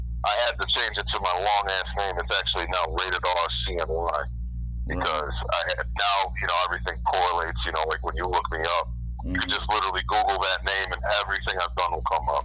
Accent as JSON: {"language": "English", "town": "Rome", "region": "New York", "country": "United States", "tie": "born or raised there", "also_born_or_lived": "Brooklyn, New York", "said": "I grew up in a small city in upstate New York, central New York. It's called Rome, New York"}